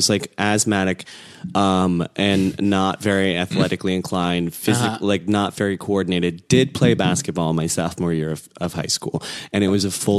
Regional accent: Plainfield, Illinois, United States; also born or lived in South Korea; I grew up outside of Chicago, southwest suburb of Chicago, Plainfield, Illinois.

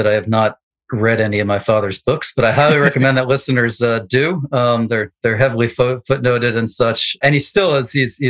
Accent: Allentown, Pennsylvania, United States; moved away as an adult; also born or lived in New York City, United States / Washington, D.C. area, United States; now in Pikesville, Maryland, United States; I grew up in Allentown from kindergarten to 12th grade. Lived there. Before that, was living in New York, and for the better part of, I guess 2 decades now, I've been in the Washington, D.C. area.

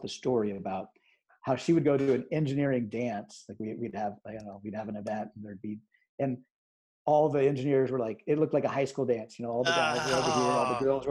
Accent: Omaha, Nebraska, United States; I grew up in Omaha, Nebraska

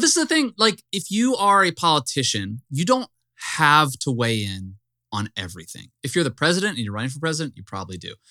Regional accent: the South, United States; I'm from the South

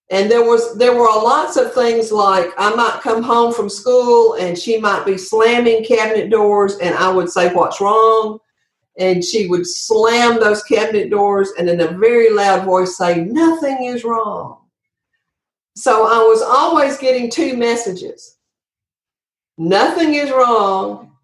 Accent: Andalusia, Alabama, United States; Yes. Andalusia, Alabama is my hometown.

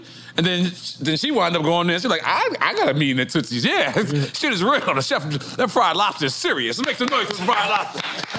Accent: New York, United States; moved away as an adult; now in Miami, United States; I'm born and raised in New York, but I've been out here for quite some time.

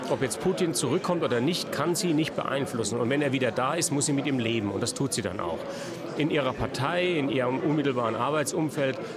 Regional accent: West Germany, Germany; ihren ersten 35 Jahren in der DDR die wir selbst als West, ich als Westdeutscher.

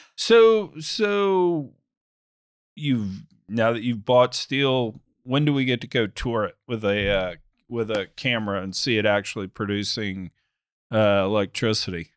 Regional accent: United States; I'm typical American

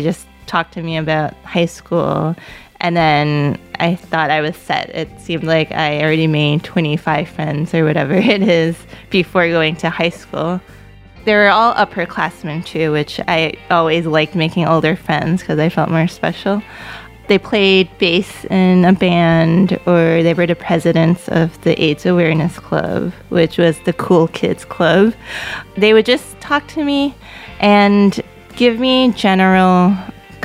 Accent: New York City, New York, United States; born or raised there; first language Cantonese; English is a second language

